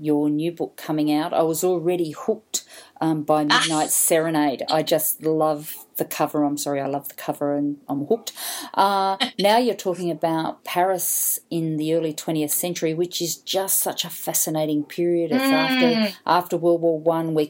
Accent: Australia; a lot of us here as Australian writers

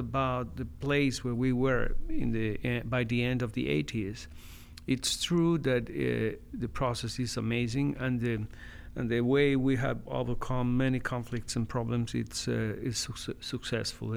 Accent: Medellin, Antioquia, Colombia; I was born and have lived all my life in Medellin

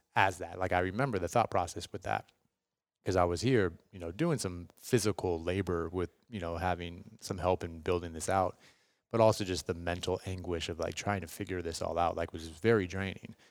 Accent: Seattle, Washington, United States; moved away as an adult; now in Los Angeles, United States; born and raised in West Seattle, Washington.

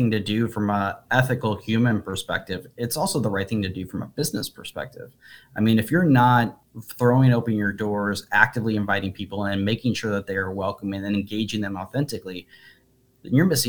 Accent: Midwest, United States; I'm also a Midwesterner. I'm also an American. I also came up from a low middle class, you know, environment.

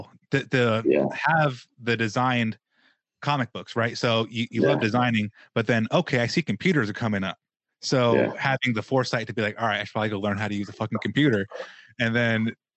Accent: Las Vegas, Nevada, United States; I grew up in Vegas

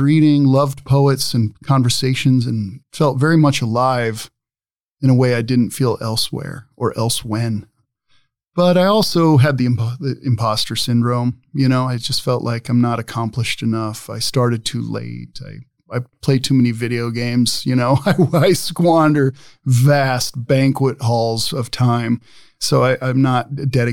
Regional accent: Omaha, Nebraska, United States; I am from Omaha

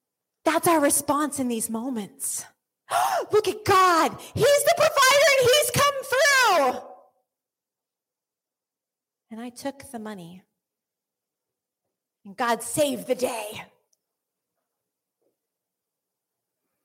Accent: United States; I'm American

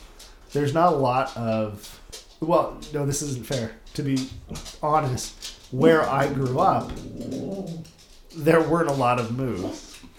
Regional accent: San Diego, California, United States; moved away as an adult; also born or lived in San Francisco, California / New York; now in Las Vegas, United States; I grew up in San Diego

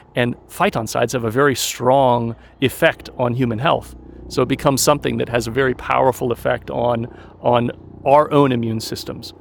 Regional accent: Colorado, United States; moved away as an adult; also born or lived in Scotland / China / Germany; I grew up in Colorado in the mountains

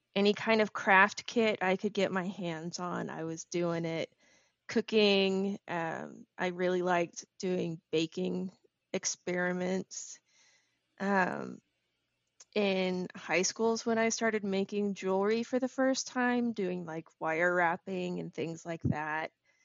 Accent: Houston, Texas, United States; also born or lived in Midland, United States / Indonesia / Plano, United States; All over Texas. So born in Houston, moved to Midland, moved to Indonesia for 3 years, back to Midland. Then went to high school in Plano, college

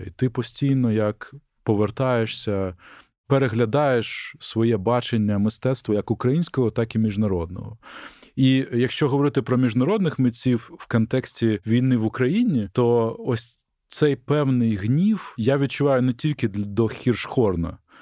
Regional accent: Mykolaiv, Mykolaiv Oblast, Ukraine; моє рідне місто Миколаїв

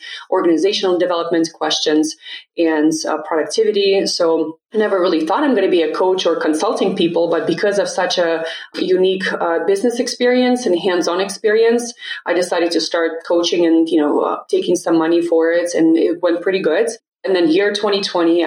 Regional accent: Russia; moved away as an adult; now in United States; So I was born and raised in Russia. I moved to the States when I was 18

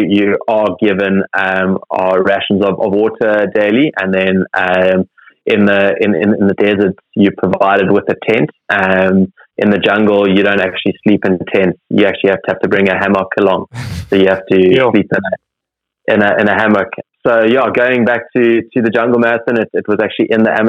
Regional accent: Cape Town, Western Cape, South Africa; growing up as a kid and even as a teenager, growing up in Cape Town

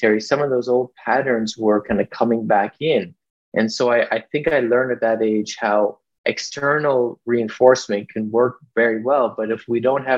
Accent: Vancouver, British Columbia, Canada; I grew up here in Vancouver, British Columbia.

